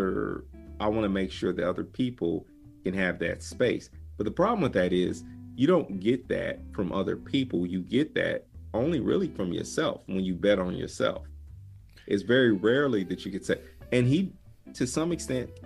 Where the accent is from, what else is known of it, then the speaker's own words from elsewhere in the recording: Midwest South, United States; I grew up in the Midwest South kind of area